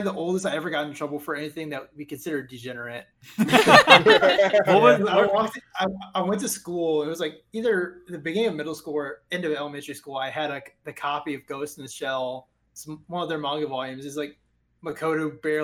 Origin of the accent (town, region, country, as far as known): United States